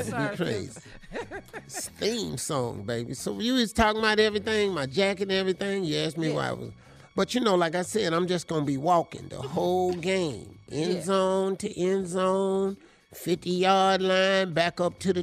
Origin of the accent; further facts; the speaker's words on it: Cleveland, Ohio, United States; I'm from Cleveland